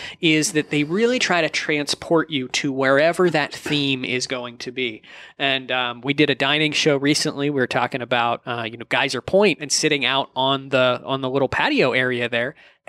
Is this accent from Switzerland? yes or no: no; mid Ohio Valley area, United States; I'm not from the Pacific Northwest. I'm actually from sort of mid Ohio Valley area, northeastern area.